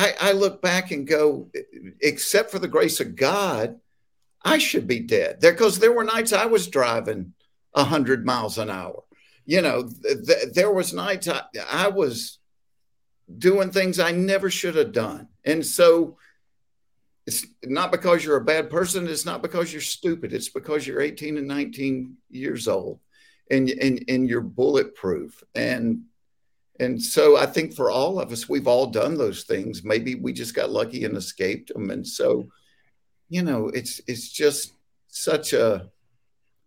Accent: Hapeville, Georgia, United States; growing up in Hateful, Georgia

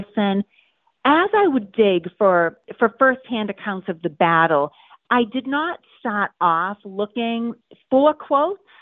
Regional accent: Stoneham, Massachusetts, United States; growing up in the Boston area, right in the vicinity where all of these events happened

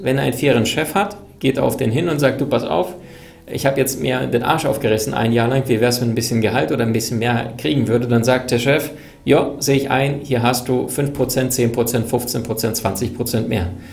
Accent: Berlin, Germany; ich bin in Berlin aufgewachsen

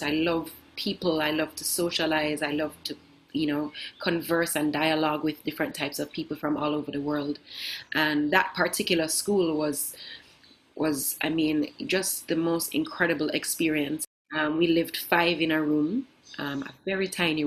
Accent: Kingston, Jamaica; moved away as an adult; also born or lived in Norway; I grew up in Kingston, Jamaica

